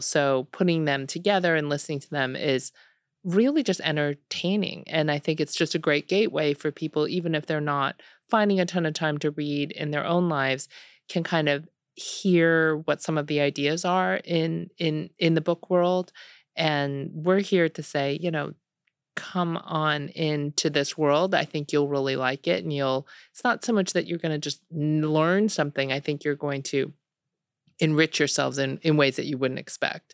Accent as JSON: {"language": "English", "town": "Buffalo", "region": "New York", "country": "United States", "tie": "born or raised there", "also_born_or_lived": "Seoul, South Korea / Ann Arbor, Michigan / Delaware", "moved": "as an adult", "lives_now": "Austin, United States", "said": "I grew up in Buffalo."}